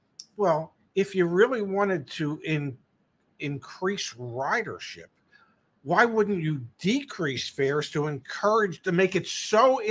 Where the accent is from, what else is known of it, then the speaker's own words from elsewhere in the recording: Philadelphia, Pennsylvania, United States; I grew up in the Philadelphia area